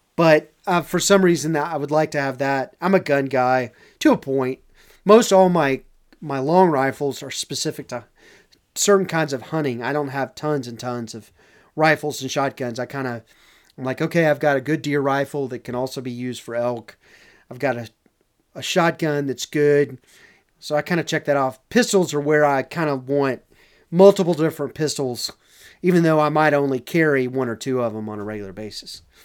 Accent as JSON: {"language": "English", "town": "Dallas", "region": "Texas", "country": "United States", "accent": "a little bit of a Southern accent", "said": "I come from Dallas"}